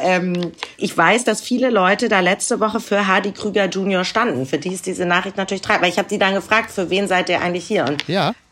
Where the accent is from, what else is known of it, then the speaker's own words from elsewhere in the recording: Hamburg, Germany; ich bin ja auch aus Hamburg